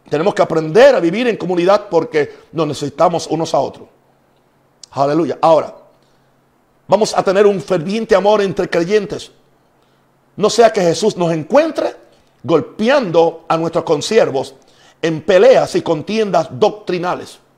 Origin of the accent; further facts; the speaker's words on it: Puerto Rico; also born or lived in United States; Yo soy puertorriqueño. También me dicen gringo porque vengo de Estados Unidos.